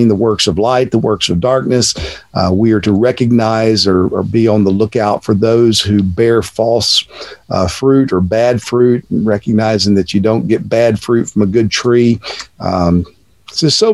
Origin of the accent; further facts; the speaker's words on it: Texas, United States; moved away as an adult; now in Cape Coral, United States; born and raised in Texas